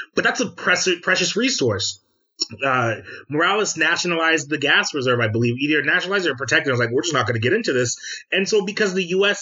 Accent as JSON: {"language": "English", "country": "United States", "said": "we as American citizens"}